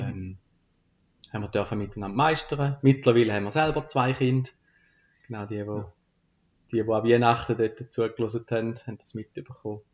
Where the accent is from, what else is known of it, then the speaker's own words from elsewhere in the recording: Frauenfeld, Thurgau, Switzerland; Frauenfeld ist so meine Heimatstadt